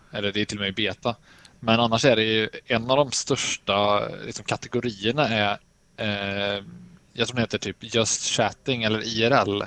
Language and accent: Swedish; Sweden; som mesig svensk